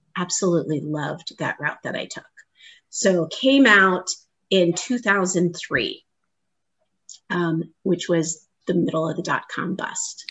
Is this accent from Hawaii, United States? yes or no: yes; Hawaii, United States; also born or lived in Boston, Massachusetts; now in Naperville, United States; I was born and raised in Hawaii.